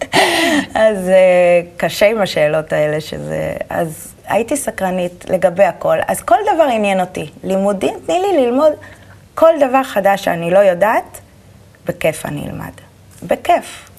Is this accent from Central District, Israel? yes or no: no; Holon, Tel Aviv District, Israel; also born or lived in Petah Tikva; גדלתי בחולון. נולדתי פתח תקווה, בלינסון, וכל החיים בחולון.